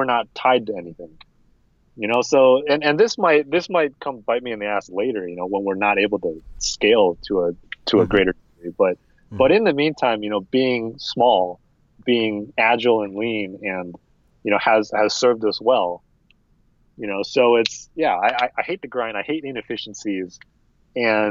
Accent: United States; I'm American

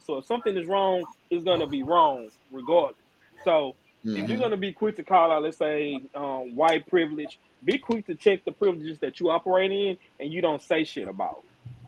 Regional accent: Houston, Texas, United States; I'm from Houston

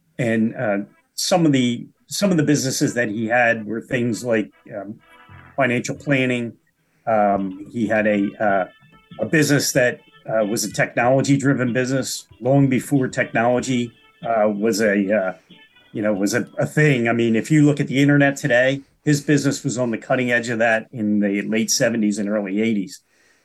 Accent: Delaware County, Pennsylvania, United States; also born or lived in Chester County, Pennsylvania; I was born and raised in Delaware County, Delco, as we call it. And I currently live in Chester County

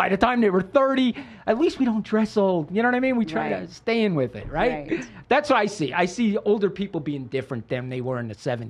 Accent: Pennsylvania, United States; I came from Pennsylvania, and people did not, like, being around the three of you, you're go-getters.

